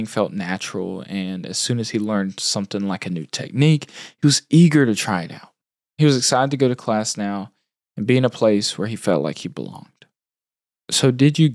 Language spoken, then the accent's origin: English; Georgia, United States; I'm from Georgia, so it's the South, Southeast, just like Bryant. I also grew up in a town with not much art going on.